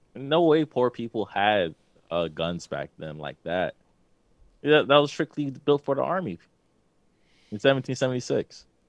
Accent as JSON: {"language": "English", "town": "New York City", "region": "New York", "country": "United States", "said": "I'm from Queens"}